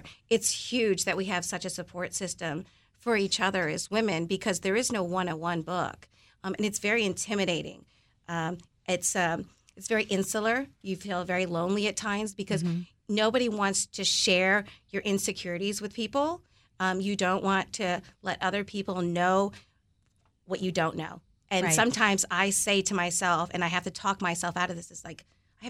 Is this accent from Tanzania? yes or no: no; Philippines; I'm going to serve one ice cream, and that's ube, paying homage to being Filipino.